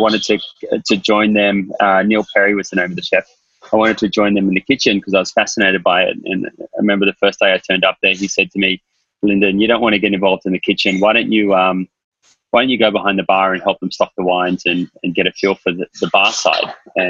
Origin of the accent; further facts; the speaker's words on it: Sydney, New South Wales, Australia; moved away as an adult; also born or lived in London, United Kingdom; now in New York, United States; Yeah, I'm from Sydney. I'm Australian, but I've been living in New York for the last 10 years.